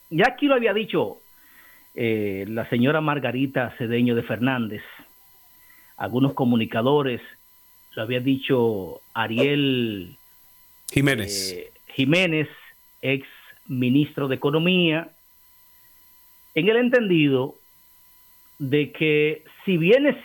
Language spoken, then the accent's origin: Spanish; Santo Domingo Este, Distrito Nacional, Dominican Republic; Ay, yo soy de Santo Domingo Este.